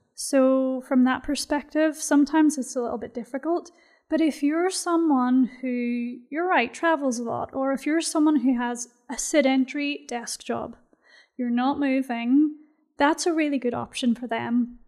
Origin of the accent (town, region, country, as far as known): Belfast, Northern Ireland, United Kingdom; moved away as an adult; now in Bahrain